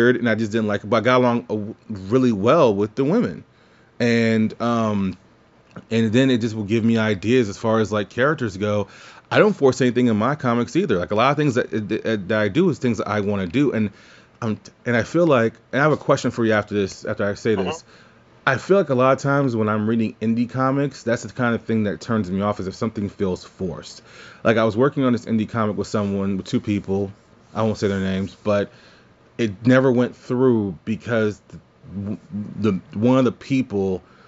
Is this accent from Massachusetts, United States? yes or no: no; New Orleans, Louisiana, United States; moved away; I'm actually from New Orleans